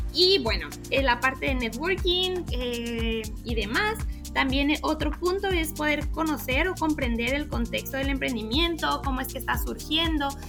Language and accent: Spanish; Mexico; now in Ecuador; como se diría en México, de donde yo soy